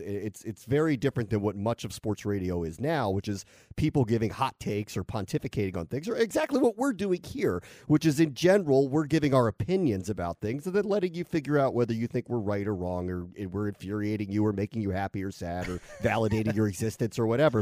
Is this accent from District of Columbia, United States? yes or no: yes; Washington, District of Columbia, United States; moved away; I grew up in Washington and did sports radio in Washington